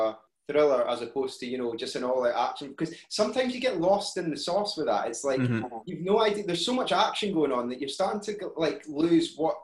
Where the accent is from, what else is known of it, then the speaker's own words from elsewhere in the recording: Scotland, United Kingdom; we're Scottish